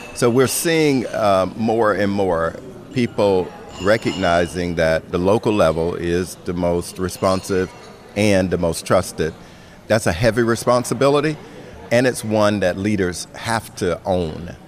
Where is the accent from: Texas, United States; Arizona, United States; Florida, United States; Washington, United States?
Florida, United States; my home state of Florida